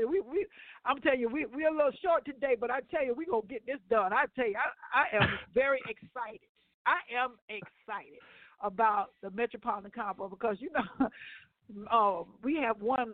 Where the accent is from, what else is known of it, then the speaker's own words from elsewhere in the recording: Ohio, United States; He don't know that I'm from Ohio.